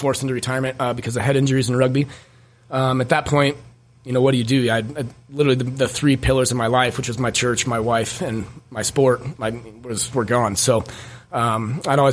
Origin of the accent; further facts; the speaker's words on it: Wheat Ridge, Colorado, United States; also born or lived in Denver; I was born in Wheat Ridge, Colorado. My mom and dad, Rick and Shauna, were super, super young. So we grew up, you know, just poor